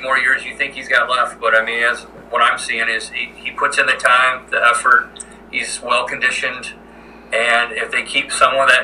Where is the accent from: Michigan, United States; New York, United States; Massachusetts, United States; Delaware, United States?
Michigan, United States; Flint; moved away; also born or lived in Alpena, Michigan; I'm born and raised from Flint, Michigan